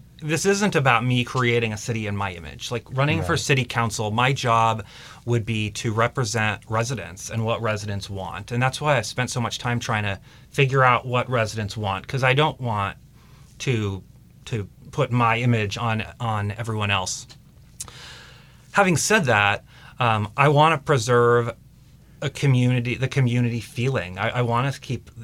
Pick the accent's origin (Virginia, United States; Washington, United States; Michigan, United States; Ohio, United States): Washington, United States; Mercer Island; born or raised there